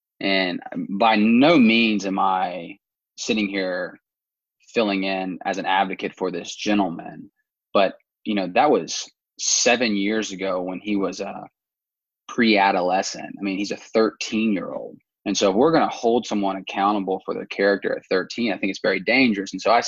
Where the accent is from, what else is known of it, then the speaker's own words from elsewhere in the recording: Houston, Texas, United States; also born or lived in South Georgia / Atlanta, Georgia; now in Virginia, United States; I am originally from Houston, Texas, lived in South Georgia for quite a long time, went to school in Atlanta, Kennesaw State, and then came up to DC postgraduate